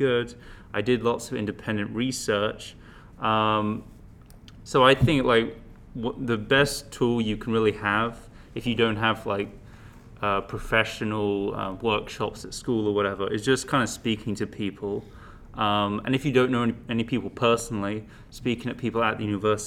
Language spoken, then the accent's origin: English; England, United Kingdom; moved away as an adult; now in Los Angeles, United States; I'm from England